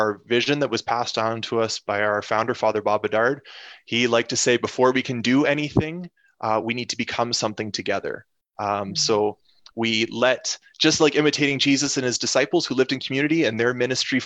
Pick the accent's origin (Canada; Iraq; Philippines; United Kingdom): Canada; moved away as an adult; now in Detroit, United States; So most of us are Canadian. I'm Canadian